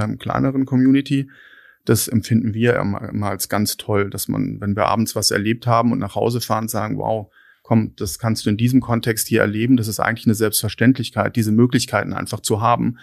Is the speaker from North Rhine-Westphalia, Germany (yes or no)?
no; Lake Constance, near Konstanz, Baden-Württemberg, Germany; also born or lived in Hattingen / Erlangen; now in Berlin, Germany; bin dann in, in Hattingen bei Bochum geboren und dann mit vier Jahren an den Bodensee gezogen, auf ein kleines Dorf bei Konstanz, ähm, wunderschön. Mhm. Dann dort meine, mein Abitur gemacht